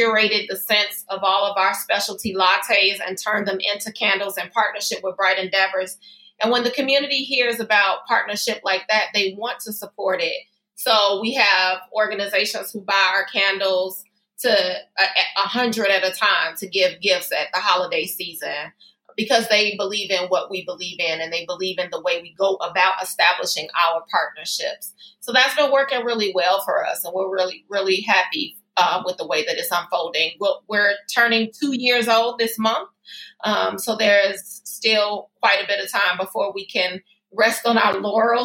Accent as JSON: {"language": "English", "town": "Chicago", "region": "Illinois", "country": "United States", "tie": "born or raised there", "also_born_or_lived": "Berwyn, Illinois", "said": "I was born and raised in the Austin community."}